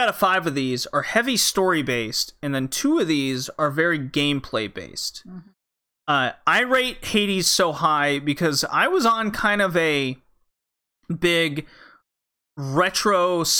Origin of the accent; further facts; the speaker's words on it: Rocky Mountains, United States; I was born in the Rocky Mountains